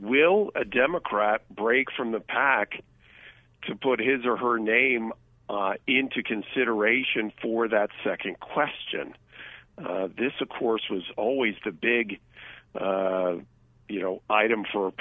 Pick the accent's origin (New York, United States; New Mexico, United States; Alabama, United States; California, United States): California, United States; As a Californian